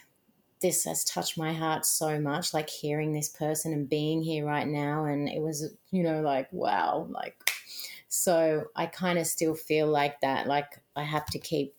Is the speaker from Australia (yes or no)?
yes; Australia; moved away as an adult; now in New York City, United States